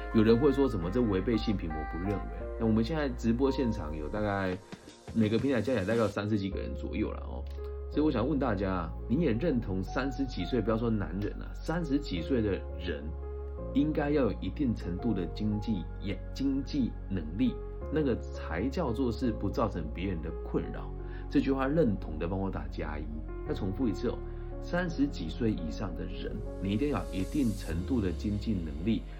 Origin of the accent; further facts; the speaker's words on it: Puyan, Changhua County, Taiwan; moved away; 我们的故乡在彰化浦原的一个非常乡村的地方